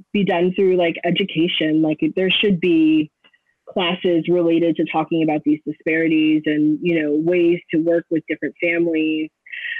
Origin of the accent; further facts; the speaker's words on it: Los Angeles, California, United States; moved away as an adult; now in Florida, United States; So I'm originally from Los Angeles. I grew up in the San Fernando Valley